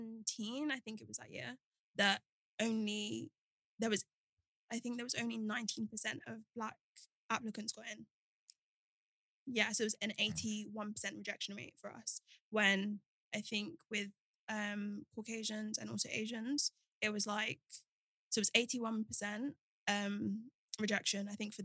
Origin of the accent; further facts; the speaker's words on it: Nigeria; especially being like Nigerian, it's like be a doctor, be a lawyer.